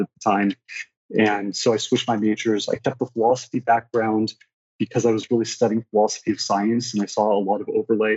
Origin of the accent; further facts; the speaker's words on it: Los Angeles, California, United States; also born or lived in Moscow; now in St. Louis, United States; I was born in Los Angeles. I grew up mostly in Los Angeles, but I kind of bounced around all over the place.